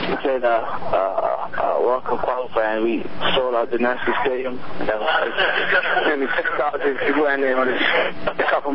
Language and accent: English; Bermuda; moved away as an adult; also born or lived in Vermont / North Carolina; I'm first player from Bermuda. I have a couple of friends that I grew up